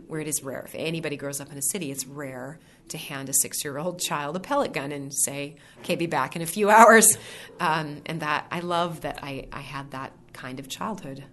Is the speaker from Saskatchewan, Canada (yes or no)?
no; Vanderhoof, British Columbia, Canada; moved away as an adult; also born or lived in Victoria, British Columbia; I was born and raised in the center of the province. The sign, if you drive through my hometown, says Vanderhoof, the heart of it all